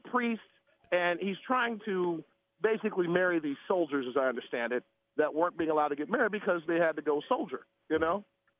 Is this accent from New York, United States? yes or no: no; Ohio, United States; moved away; I'm originally from Ohio, and so the majority of my family is elsewhere